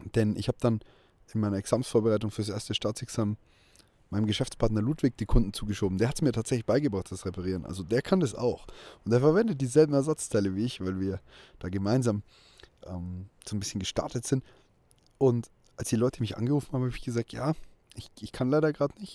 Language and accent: German; small town in Bavaria, Germany; in meiner Heimatstadt die Personenmarke von mir irgendwie bereits in Kindheitstagen über meinen Namen definiert wurde